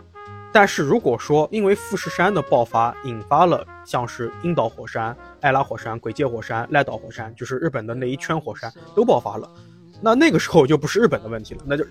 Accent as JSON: {"language": "Chinese", "town": "Nanjing", "region": "Jiangsu", "country": "China", "said": "其实作为一个南京人，就已经不太希望能，就不太想看到这些观点了。"}